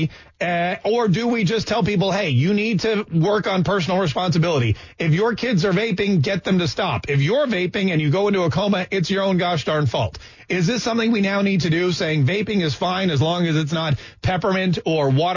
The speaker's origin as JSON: {"language": "English", "town": "Winston-Salem", "region": "North Carolina", "country": "United States", "tie": "born or raised there", "said": "I grew up in Winston-Salem, North Carolina"}